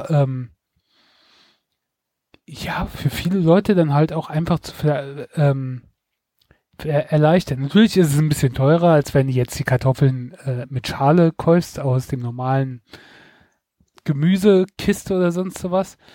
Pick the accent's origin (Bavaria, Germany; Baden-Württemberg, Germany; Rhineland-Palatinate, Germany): Rhineland-Palatinate, Germany; Mainz; Also ich muss dazu sagen, ich komme aus Rheinland-Pfalz, aus Mainz, aber ähm, Mainz liegt ja fast, äh, liegt ja am Rhein und auf der anderen Seite ist dann Hessen.